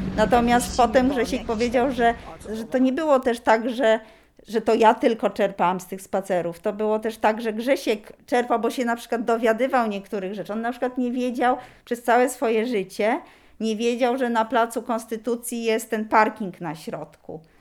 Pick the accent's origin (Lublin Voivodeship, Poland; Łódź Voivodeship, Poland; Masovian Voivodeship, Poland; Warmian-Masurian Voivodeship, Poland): Masovian Voivodeship, Poland; Warsaw; jestem z Warszawy